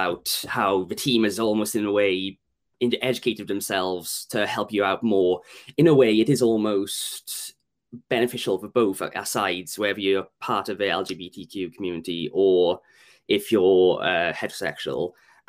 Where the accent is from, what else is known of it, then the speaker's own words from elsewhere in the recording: Wales, United Kingdom; moved away as an adult; now in England; And for me personally, I know when I moved from South Wales up north, it was daunting in a way.